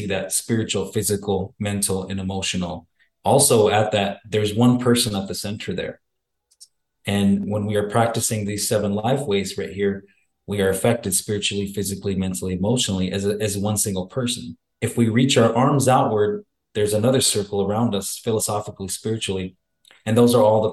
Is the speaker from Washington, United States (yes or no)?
no; Arizona, United States; I'm originally from the Salt River Pima Maricopa community. It's a small reservation right outside of the city of Scottsdale in Arizona